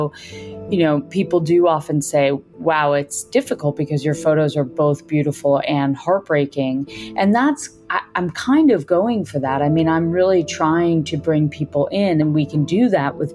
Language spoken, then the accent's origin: English; Connecticut, United States; I grew up in Connecticut